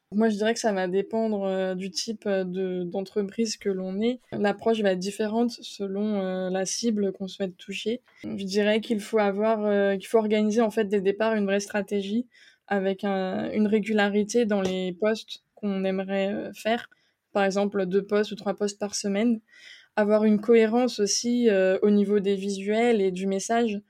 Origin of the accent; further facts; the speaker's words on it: eastern France, France; moved away as an adult; also born or lived in Strasbourg; now in Luxembourg; je suis originaire de l'Est de la France